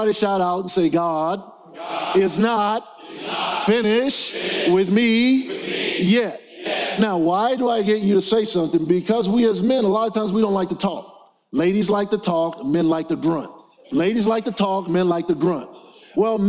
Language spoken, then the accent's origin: English; New Orleans, Louisiana, United States; I grew up in New Orleans, Louisiana